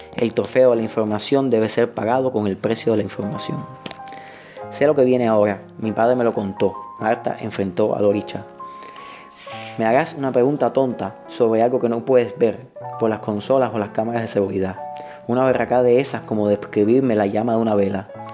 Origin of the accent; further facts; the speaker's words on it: Havana, Cuba; soy un escritor de La Habana, de Cuba